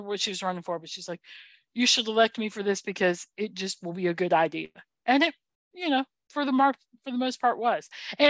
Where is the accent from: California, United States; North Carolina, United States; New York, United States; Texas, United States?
North Carolina, United States; and the reason I say that is because she's from North Carolina and she's my hometown girl in that way.